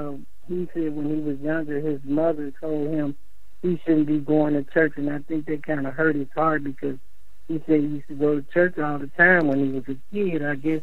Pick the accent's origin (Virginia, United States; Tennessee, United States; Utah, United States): Tennessee, United States; Memphis; now in Minnesota, United States; Well, both of us came from Memphis. We traveled here from Memphis. We traveled from Memphis to Minnesota because that's where we met. That's in my hometown, but he's from Ohio.